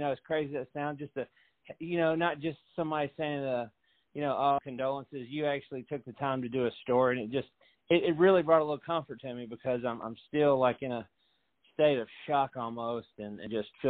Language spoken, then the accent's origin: English; Fairview, Tennessee, United States; I'm from Fairview, Tennessee, back when it was just a little podunk area.